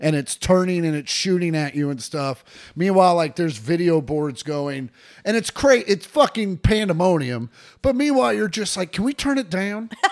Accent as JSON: {"language": "English", "town": "De Soto", "region": "Kansas", "country": "United States", "tie": "born or raised there", "moved": "yes", "lives_now": "Los Angeles, United States", "said": "I grew up in DeSoto, out in the sticks"}